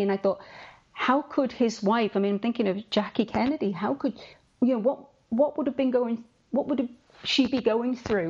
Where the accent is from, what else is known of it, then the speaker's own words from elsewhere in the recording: England, United Kingdom; I read these rumors as an English person